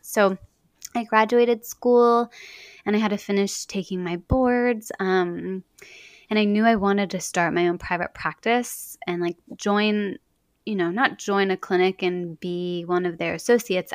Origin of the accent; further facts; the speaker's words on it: Dallas, Texas, United States; now in Portland, United States; growing up in Dallas